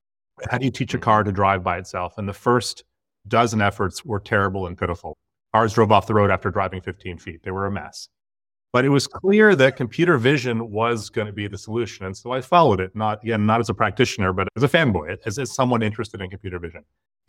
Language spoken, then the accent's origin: English; Berkeley, California, United States; I was born and raised in Berkeley, California.